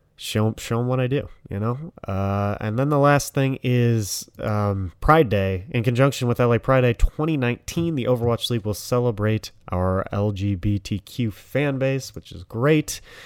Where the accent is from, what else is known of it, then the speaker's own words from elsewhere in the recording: Detroit, Michigan, United States; I'm from Detroit